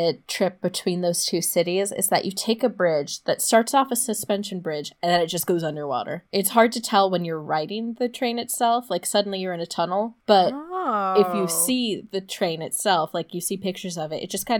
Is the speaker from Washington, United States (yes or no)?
no; Los Angeles, California, United States; I got a Dodgers hat because I figured at least I was from Los Angeles.